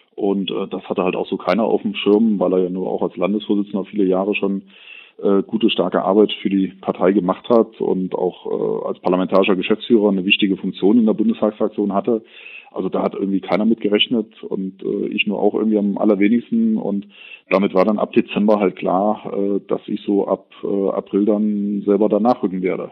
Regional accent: Kassel, Hesse, Germany; Ich bin 1980 in Kassel geboren, bin gebürtiger Kasselener

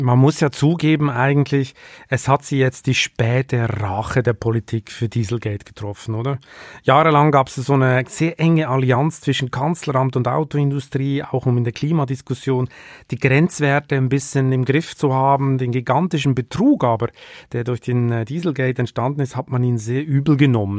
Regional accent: Switzerland; moved away

